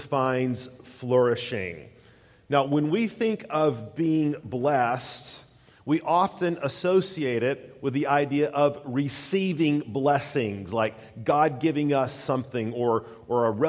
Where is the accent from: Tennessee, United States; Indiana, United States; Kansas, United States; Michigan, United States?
Tennessee, United States; East; growing up in East Tennessee